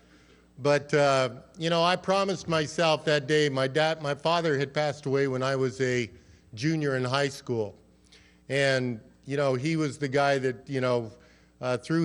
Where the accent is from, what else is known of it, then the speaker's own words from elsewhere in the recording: Colorado, United States; I grew up out in Colorado